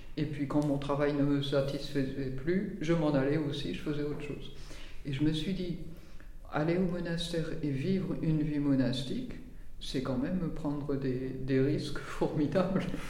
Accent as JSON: {"language": "French", "area": "the North", "region": "north of France", "country": "France", "moved": "as an adult", "lives_now": "Tarascon, France", "said": "Je viens du Nord, j'ai vécu dans le Nord jusqu'à 30 ans"}